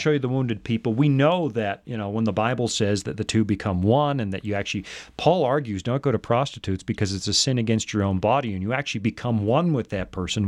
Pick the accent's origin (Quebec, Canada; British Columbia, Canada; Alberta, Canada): British Columbia, Canada; Salmon Arm; moved away; my hometown newspaper, the Salmon Arm Observer